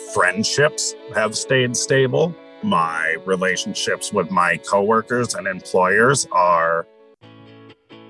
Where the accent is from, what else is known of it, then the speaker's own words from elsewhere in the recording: Minnesota, United States; also born or lived in Troy, New York; I was moved to Minnesota